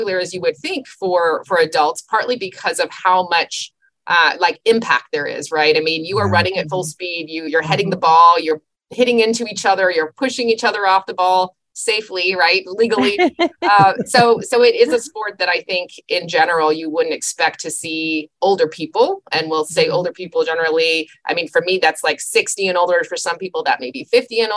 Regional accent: Southern California, United States; I was born and raised in Southern California

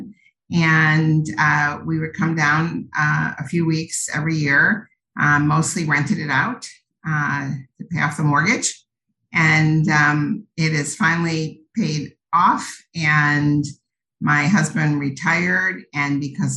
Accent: New York, United States; moved away as an adult; also born or lived in Cleveland, Ohio; now in Isla Mujeres, Mexico; I grew up in New York, but okay. Home for the last 40 years has been Cleveland, Ohio

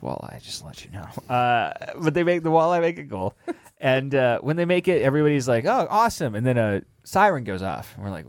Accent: Seattle, Washington, United States; born or raised there

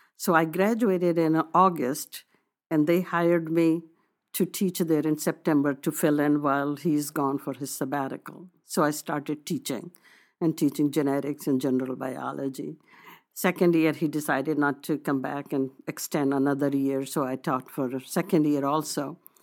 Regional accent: India; moved away as an adult; now in United States; I wanted to be proud of my nationality, that I come from India

